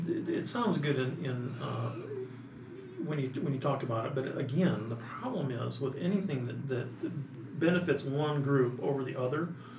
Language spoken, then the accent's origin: English; Montana, United States; Because I've seen so many people that when I came from Montana, we had people up there that had settled in the 30s and had acreage and had a log house on acreage.